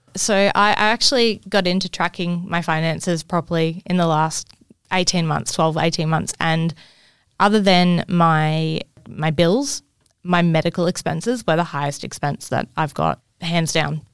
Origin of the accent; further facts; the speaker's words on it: Cairns, Queensland, Australia; growing up in Cairns